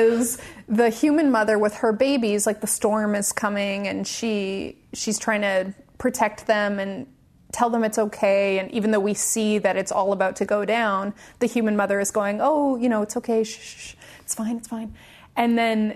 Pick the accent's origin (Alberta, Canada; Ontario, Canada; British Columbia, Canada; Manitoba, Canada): British Columbia, Canada; Victoria; moved away; a ballet school in my hometown, in Victoria